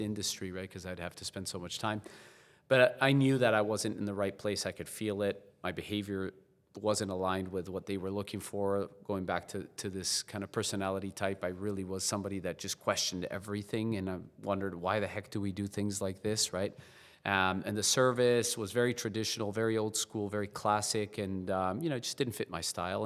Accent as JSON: {"language": "English", "region": "La Paz", "country": "Bolivia", "tie": "born or raised there", "also_born_or_lived": "South Carolina", "moved": "yes", "said": "I was born and raised in La Paz, Bolivia, um, South America"}